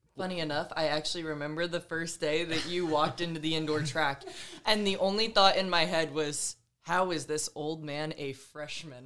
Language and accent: English; Georgia, United States; moved away as an adult; also born or lived in State College, Pennsylvania; growing up in Georgia